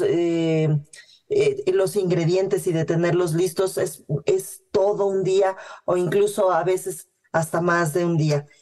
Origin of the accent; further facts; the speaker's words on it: Mexico City, Mexico; como buena chilanga